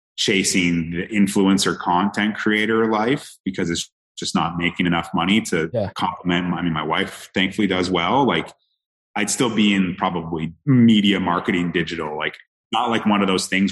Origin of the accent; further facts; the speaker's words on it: Canada; moved away as an adult; now in Jacksonville, United States; growing up in Canada